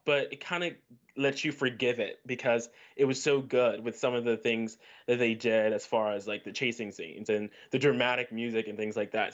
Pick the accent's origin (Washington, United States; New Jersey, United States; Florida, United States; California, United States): Florida, United States; Orlando; I'm from Orlando, Florida